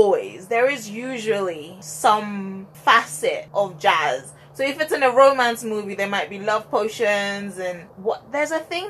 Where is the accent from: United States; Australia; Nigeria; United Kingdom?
Nigeria; as a Nigerian